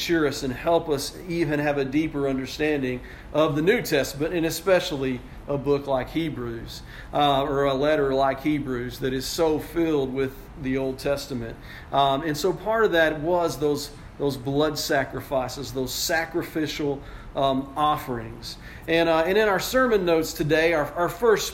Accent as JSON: {"language": "English", "country": "United States"}